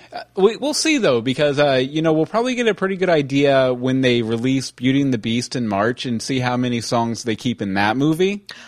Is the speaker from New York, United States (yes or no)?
no; Texas, United States; I grew up in Texas